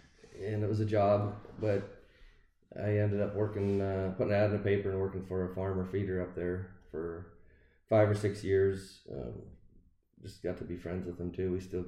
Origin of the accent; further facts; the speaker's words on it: Roscoe, South Dakota, United States; Small rural town up in north central South Dakota, about 300 people. Graduated from a class of 13 and grew up on a farm